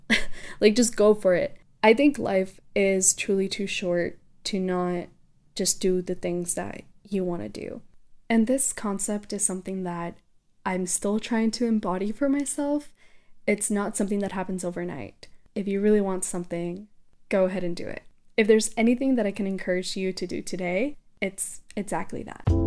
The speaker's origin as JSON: {"language": "English", "region": "South Texas", "country": "United States", "also_born_or_lived": "Mexico", "said": "I am proudly from South Texas and Mexico"}